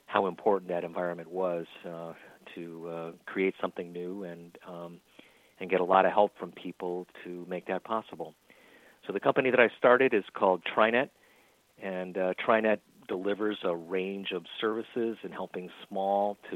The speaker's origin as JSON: {"language": "English", "town": "Little Falls", "region": "New York", "country": "United States", "tie": "born or raised there", "also_born_or_lived": "Silicon Valley", "moved": "as an adult", "said": "I'm a native here in upstate New York, growing up in a small town, my hometown of Little Falls, which is about an hour east of Syracuse"}